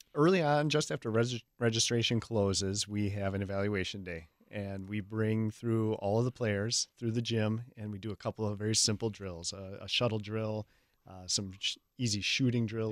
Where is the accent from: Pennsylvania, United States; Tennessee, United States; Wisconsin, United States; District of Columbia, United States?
Wisconsin, United States; Hales Corners area; I'm from the area. I went to Hales Corners Lutheran, uh, most of my grade school years, elementary school years, and then I went to Martin Luther High School.